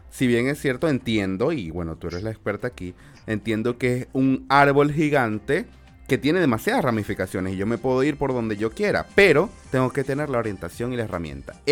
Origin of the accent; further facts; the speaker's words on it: Venezuela; nosotros como venezolanos, tú y yo igual somos venezolanos